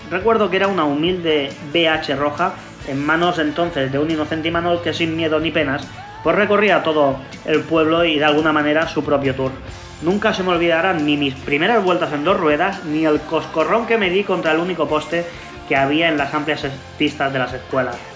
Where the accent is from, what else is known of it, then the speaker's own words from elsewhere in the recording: El Prat de Llobregat, Catalonia, Spain; also born or lived in Puente la Reina, Navarre; durante mucho tiempo he vivido los veranos a caballo entre el Prat de Llobregat mi ciudad natal, como todos sabéis, y Puente la Reina, Navarra, un pueblito del corazón del Camino de Santiago